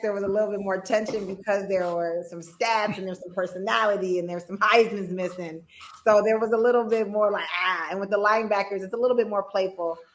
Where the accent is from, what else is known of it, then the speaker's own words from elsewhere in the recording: Midwest, United States; I am from the Midwest